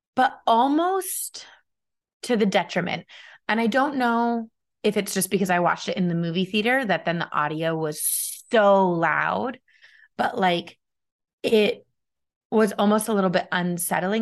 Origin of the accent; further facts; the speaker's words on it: United States; as an American